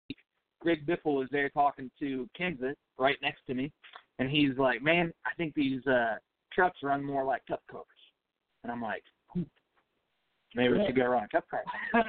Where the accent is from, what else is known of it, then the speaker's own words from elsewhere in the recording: St. Louis, Missouri, United States; my hometown, growing up in St. Louis